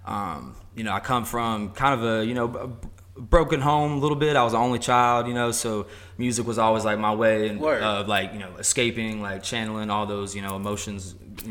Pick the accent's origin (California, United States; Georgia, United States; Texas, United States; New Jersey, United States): Georgia, United States; Paulding County; also born or lived in Charlotte, North Carolina; I grew up in Paulding County